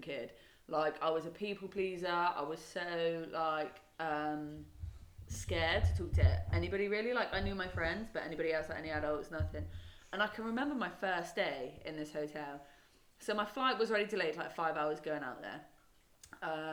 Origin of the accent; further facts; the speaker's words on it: Devon, South West England, United Kingdom; moved away; I grew up in Devon.